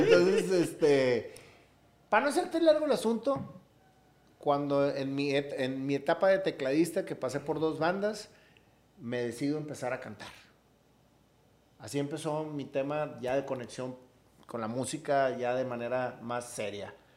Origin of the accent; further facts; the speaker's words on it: Monterrey, Nuevo León, Mexico; Yo como regio